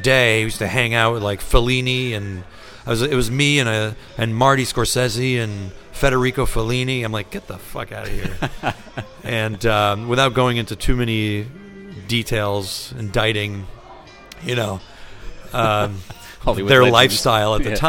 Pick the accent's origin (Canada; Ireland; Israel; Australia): Canada; Montreal, Quebec; moved away as an adult; also born or lived in Spain / Catalonia / New York City, United States; now in London, United Kingdom; I'm from Montreal